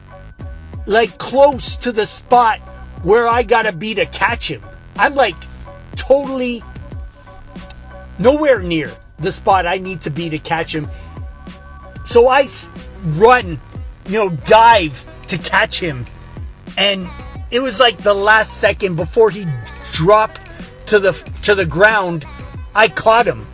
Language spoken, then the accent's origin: English; Canada; I'm from Canada.